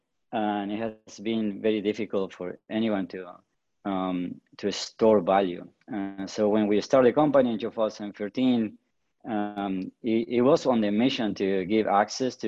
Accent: Patagonia, Argentina; I grew up in the Patagonia, in the south of Argentina.

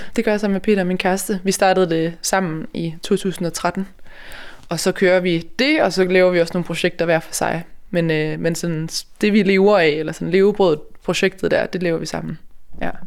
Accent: Denmark; vi som danskere

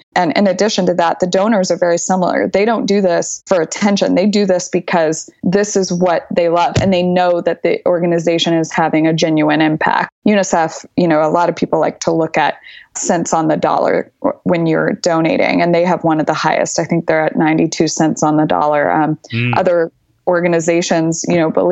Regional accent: Texas, United States; moved away as an adult; also born or lived in New York / Paris; I'm from Texas. I'm very proud to be Texan.

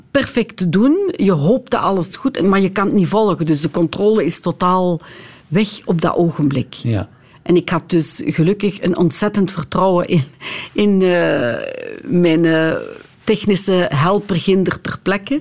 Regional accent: Lommel, Flanders, Belgium; ik zelf van Lommel ben

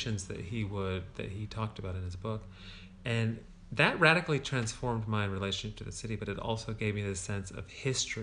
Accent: United States; moved away as an adult; now in Berlin, Germany; I'm American

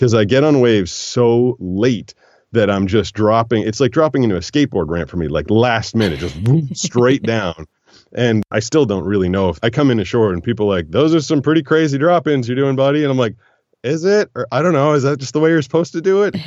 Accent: Boston, Massachusetts, United States; moved away as an adult; growing up in Boston, growing up in the Northeast

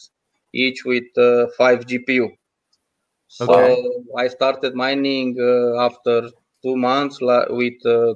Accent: Romania; I'm from Europe, from Romania

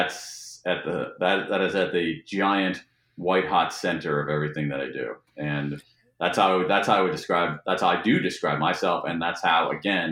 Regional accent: Ohio, United States; now in Washington, D.C., United States; I grew up in Ohio

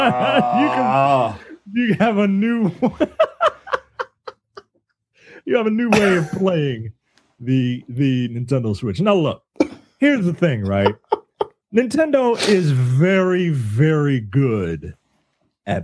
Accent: Baltimore, Maryland, United States; I'm black and from Baltimore and we call tennis shoes tennis

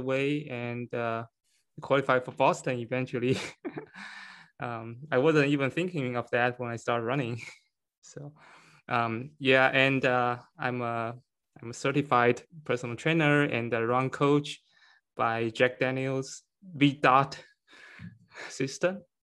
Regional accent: China; moved away as an adult; now in Connecticut, United States; I'm from, I was born in China and I came to United States for my P H D in chemistry

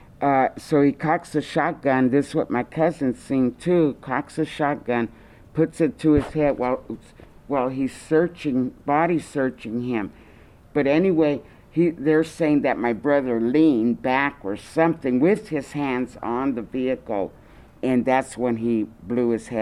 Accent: Oakland, California, United States; They all moved to California around the time I was born in 52. Now you know my age. We all lived in one big old house in East Oakland.

